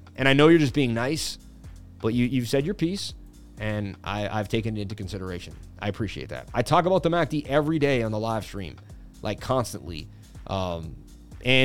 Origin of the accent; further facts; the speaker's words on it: Massachusetts, United States; born there; I was born in Mass.